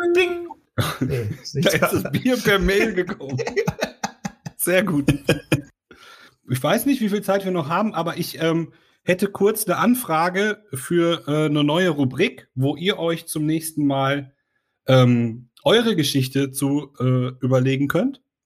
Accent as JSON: {"language": "German", "area": "Sauerland", "region": "North Rhine-Westphalia", "country": "Germany", "tie": "born or raised there", "said": "bin ich im Sauerland aufgewachsen"}